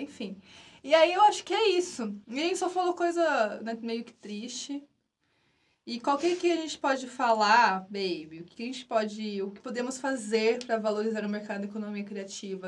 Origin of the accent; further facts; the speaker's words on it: Brazil; eu adoro o país, nosso país, mas eu acho que antes de ser brasileira, eu sou muito latina